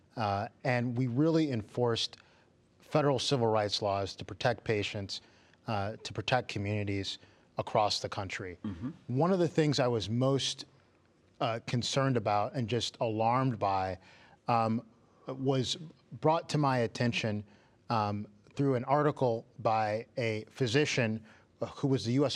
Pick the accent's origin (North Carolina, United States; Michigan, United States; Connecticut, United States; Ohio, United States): Michigan, United States; Detroit; moved away; That's where I'm originally from.